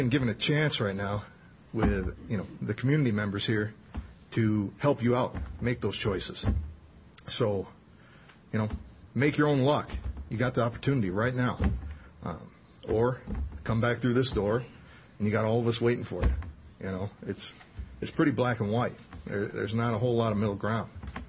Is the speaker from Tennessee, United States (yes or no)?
no; Detroit, Michigan, United States; now in Madison, United States; I grew up in Detroit, you know, single mom, you know, poor.